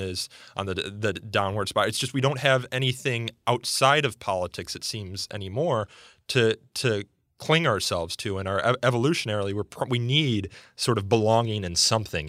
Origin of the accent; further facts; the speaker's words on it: suburban Chicago, Illinois, United States; my community in suburban Chicago